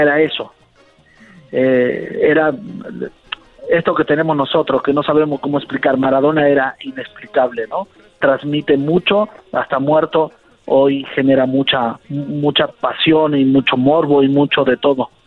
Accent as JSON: {"language": "Spanish", "country": "Argentina", "said": "como argentino"}